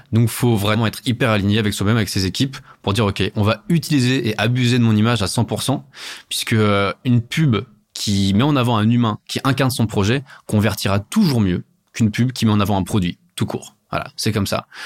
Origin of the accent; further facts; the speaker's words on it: Paris, Île-de-France, France; je suis parisien